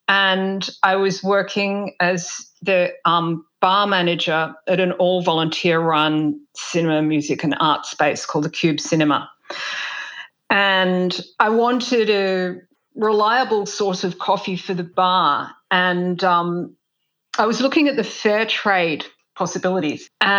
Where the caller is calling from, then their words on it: Tasmania, Australia; Hi, I'm speaking from Lutruwita, Tasmania, and this is the unceded lands of the Muwinina people.